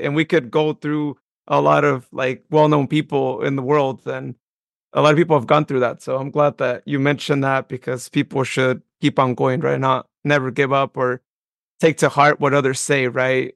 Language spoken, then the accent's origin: English; Modesto, California, United States; my hometown of Modesto